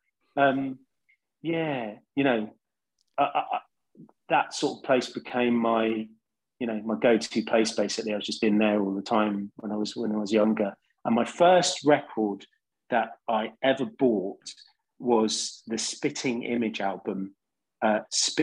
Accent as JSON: {"language": "English", "region": "London", "country": "United Kingdom", "tie": "born or raised there", "said": "I grew up in West London in a council flat"}